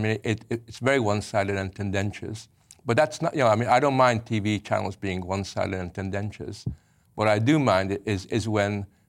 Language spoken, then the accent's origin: English; Canada; I grew up in Canada, but 100% Hungarian.